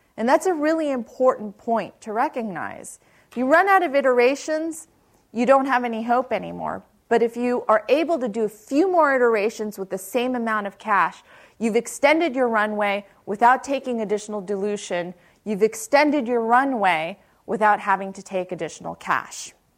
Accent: Palo Alto, California, United States; I grew up in Palo Alto, uh, went to high school right across El Camino and Palo Alto High School

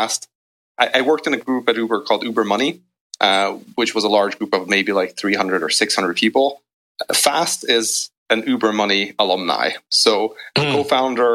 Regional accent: Hungary; moved away as an adult; also born or lived in United Kingdom; I'm actually originally from Hungary

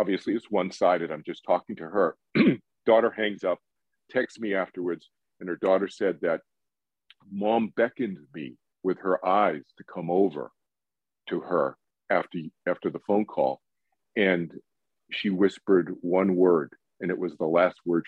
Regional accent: Boston, Massachusetts, United States; moved away; also born or lived in East Coast; I was born in Boston, grew up in the East Coast, went to school in the East Coast

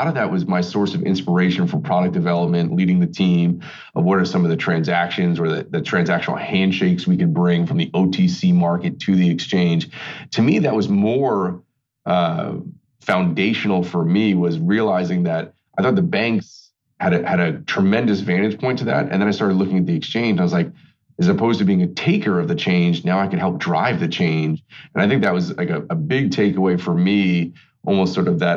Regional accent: North Babylon, New York, United States; grew up on Long Island out in North Babylon

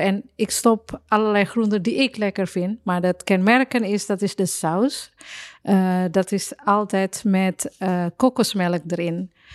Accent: Surabaya, East Java, Indonesia; Dutch is a second language; moved away as an adult; now in Netherlands; uit Surabaya, waar ik vandaan kom

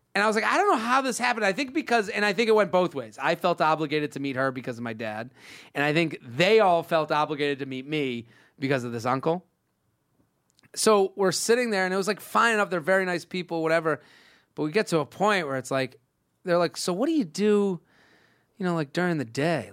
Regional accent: Massachusetts, United States; that's where I'm from

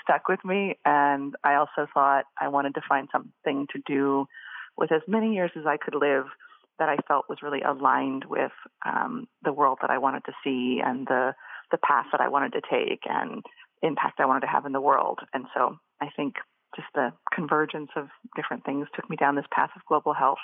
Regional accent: Boise, Idaho, United States; moved away as an adult; in the area that I was living growing up in Boise, Idaho

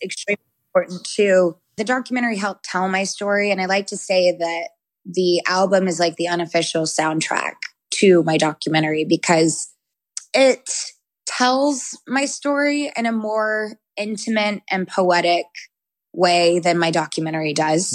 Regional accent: the South, United States; I grew up Christian and in the South

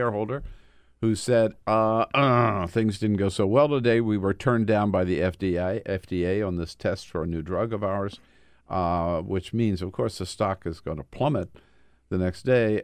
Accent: California, United States; as a Californian, former chair of the California Democratic Party

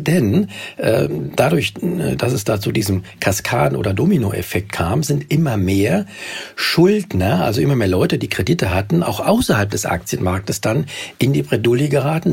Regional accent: Germany; bei uns in Deutschland

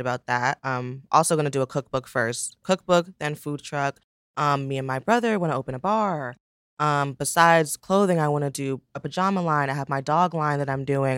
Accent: the Poconos, Pennsylvania, United States; also born or lived in Brooklyn, New York; I grew up in the Poconos, Pennsylvania, which surprises everyone. I was born, obviously, in Brooklyn.

